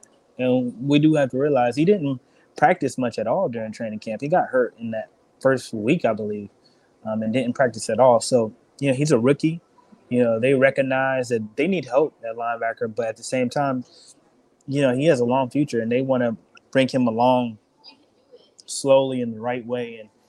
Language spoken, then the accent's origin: English; Charlotte, North Carolina, United States; now in Houston, United States; And it's always something interesting going on in my hometown, Charlotte.